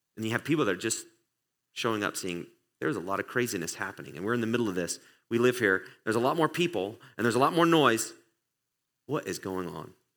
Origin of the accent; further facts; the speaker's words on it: England, United Kingdom; now in United States; I grew up in England